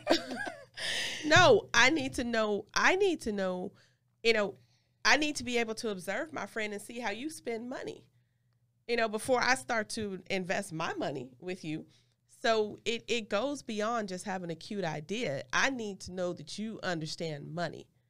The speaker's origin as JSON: {"language": "English", "region": "California", "country": "United States", "said": "I'm from Cali"}